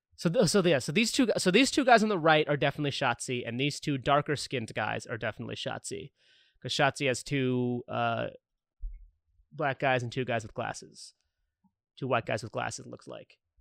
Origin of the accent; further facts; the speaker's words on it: St. Louis, Missouri, United States; moved away as an adult; also born or lived in Chicago; I'm from Saint Louis, grew up in Saint Louis.